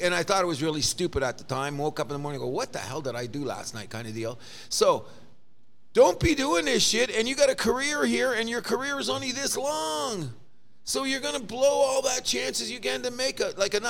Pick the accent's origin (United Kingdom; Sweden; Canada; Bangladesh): Canada; I, as a Canadian